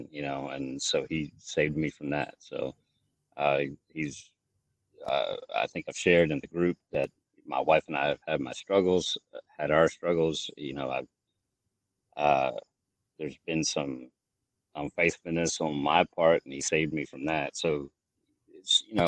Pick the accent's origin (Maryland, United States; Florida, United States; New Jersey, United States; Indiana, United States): Maryland, United States; moved away as an adult; also born or lived in Lancaster, Pennsylvania; I grew up in Maryland